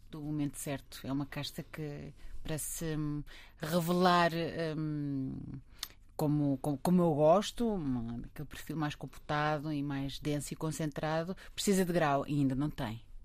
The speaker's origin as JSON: {"language": "Portuguese", "region": "Lisbon", "country": "Portugal", "tie": "born or raised there", "also_born_or_lived": "Montemor-o-Novo", "said": "eu sou de Lisboa, eu, mas, eu mas, eh, sempre, sempre vivi em Lisboa"}